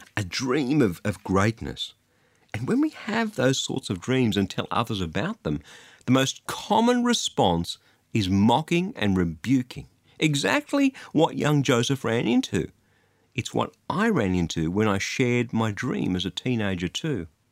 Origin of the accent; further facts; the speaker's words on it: Australia; I'm an Australian